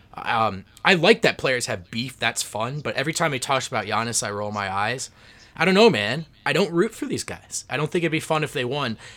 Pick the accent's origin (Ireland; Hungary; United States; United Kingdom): United States; New Jersey; growing up in New Jersey